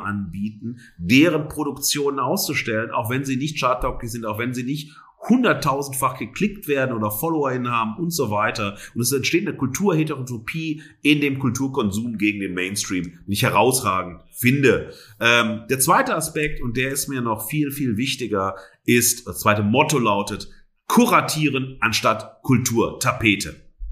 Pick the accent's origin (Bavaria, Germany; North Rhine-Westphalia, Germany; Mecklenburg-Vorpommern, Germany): North Rhine-Westphalia, Germany; Duisburg; moved away; also born or lived in Siegen; damals in meiner Heimatstadt das Garageland oder das 33 ein Drittel